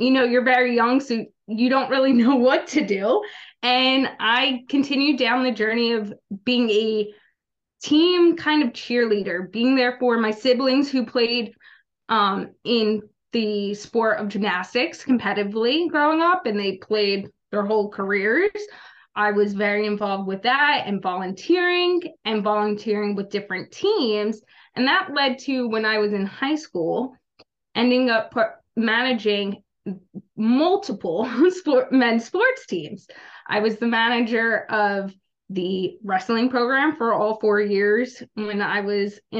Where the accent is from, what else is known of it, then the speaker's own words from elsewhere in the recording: New Jersey, United States; also born or lived in Little Rock, Arkansas; I'm from Little Rock, Arkansas, but I grew up in South Jersey